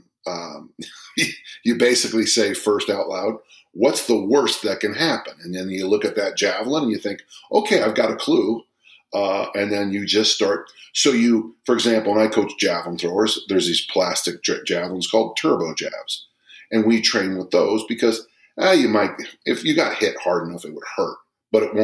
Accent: South San Francisco, California, United States; now in Murray, United States; I'm from South San Francisco

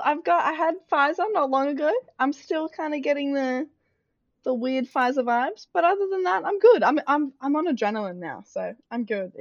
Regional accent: Australia; I know we're all Aussie

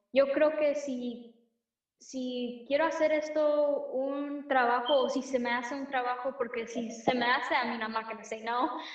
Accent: United States; Spanish is a second language; mis papás son de México, yo soy de aquí de los Estados Unidos, pero obviamente tengo sangre mexicana.

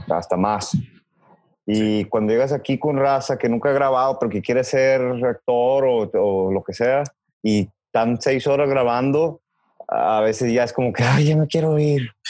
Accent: Mexico City, Mexico; Otra complicación es que, bueno, el Héctor y yo venimos del DF, ¿no?

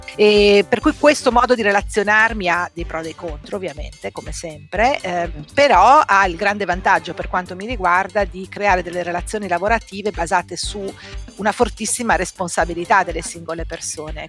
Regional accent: Treviso, Veneto, Italy; moved away; io sono di Treviso, non volevo restare a Treviso

